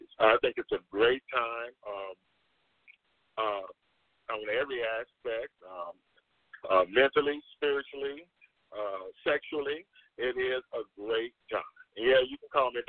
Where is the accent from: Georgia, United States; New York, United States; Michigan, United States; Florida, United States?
Florida, United States; Crystal River; moved away; also born or lived in Orlando, Florida; I'm originally from Crystal River, Florida. That's where I got my formal education